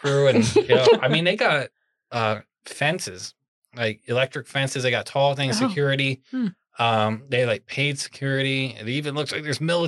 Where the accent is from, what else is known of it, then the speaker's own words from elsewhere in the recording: Pennsylvania, United States; I'm from Pennsylvania